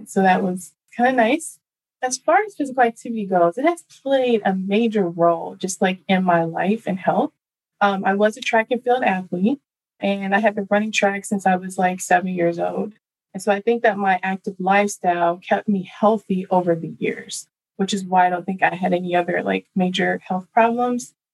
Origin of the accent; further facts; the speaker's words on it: Dallas, Texas, United States; So first, I was born and raised in Dallas, Texas.